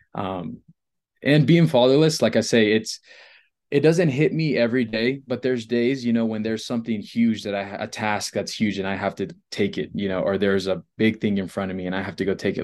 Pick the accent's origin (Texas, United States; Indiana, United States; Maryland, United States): Texas, United States; Rockport; now in Colorado, United States; Rockport, so it's about three hours from Mexico